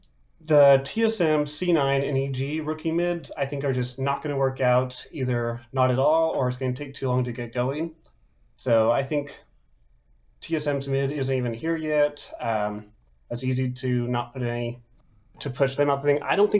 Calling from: Columbus, Ohio, United States; I am calling from Columbus, Ohio

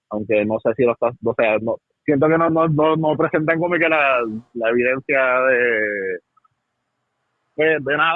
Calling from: New York, United States; Sí, muy buenas noches. Te habla … directamente desde Nueva York.

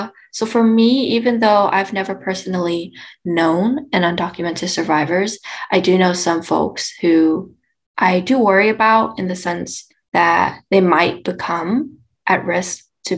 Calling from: Irvine, California, United States; I'm calling in from Irvine today in my apartment

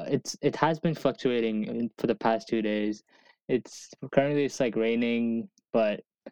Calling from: Charlotte, North Carolina, United States; but I'm joining you from Charlotte, North Carolina.

